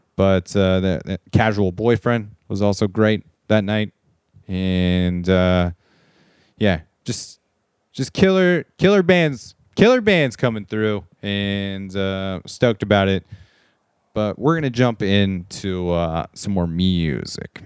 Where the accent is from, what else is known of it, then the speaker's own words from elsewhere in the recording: Southern California, United States; moved away as an adult; now in Portland, United States; as a kid growing up in Southern California, all the way up until I left that place about six years ago